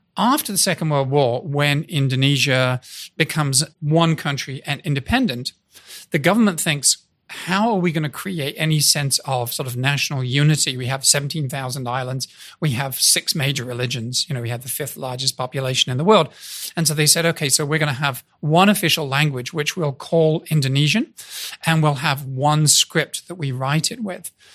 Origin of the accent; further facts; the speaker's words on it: United Kingdom; moved away as an adult; now in United States; I'm a Brit walking around in the US. I've been here 38 years